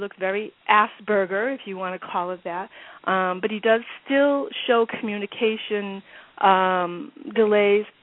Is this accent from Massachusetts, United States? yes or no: yes; Massachusetts, United States; I'm from Massachusetts